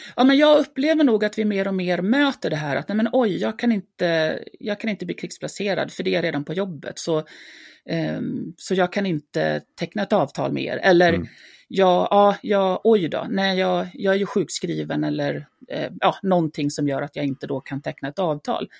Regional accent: Dalarna County, Sweden; jag är uppväxt i, i Dalarna

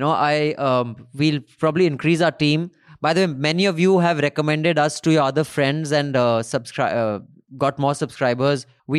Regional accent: Kerala, India; I'm from Kerala and I think a channel has a lot of potential to grow in my home state.

